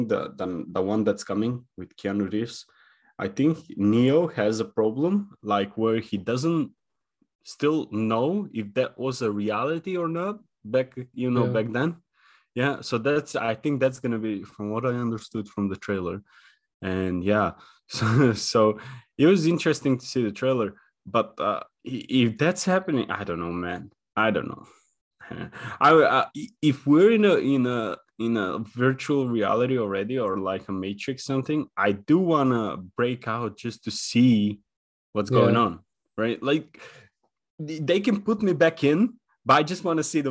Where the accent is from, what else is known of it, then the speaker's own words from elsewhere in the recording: North Macedonia; moved away as an adult; where we grew up in Macedonia.